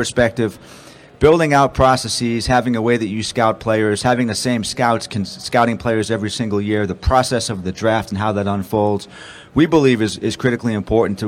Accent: Boston, Massachusetts, United States; now in Baltimore, United States; me growing up in Boston

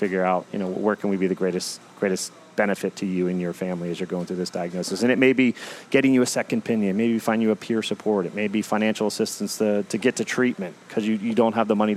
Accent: Howard County, Maryland, United States; We grew up in Howard County, went to Centennial High School together

